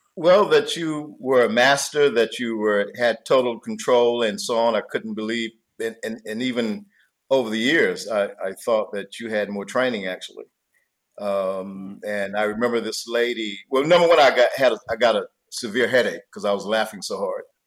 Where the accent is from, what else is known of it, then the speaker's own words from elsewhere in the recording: North Carolina, United States; I'm from North Carolina